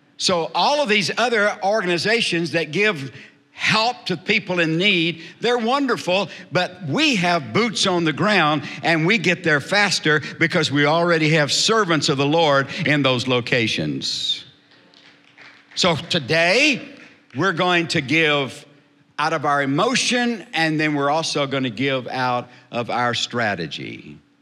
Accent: South Texas, United States; I was raised in South Texas

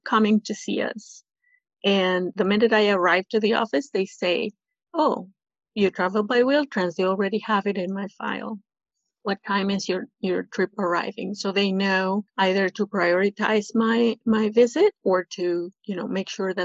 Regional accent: Peru; now in Toronto, Canada; I am from Peru.

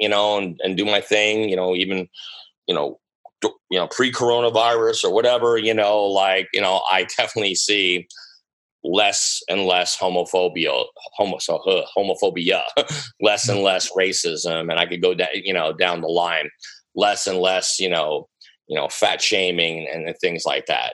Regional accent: United States; I'm American

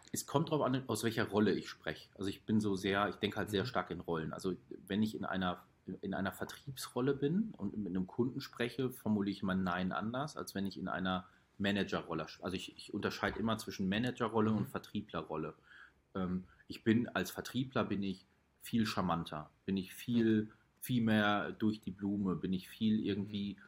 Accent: Hagen, North Rhine-Westphalia, Germany; Der wohnt in Hagen, also äh, der wohnt in meiner Heimatstadt

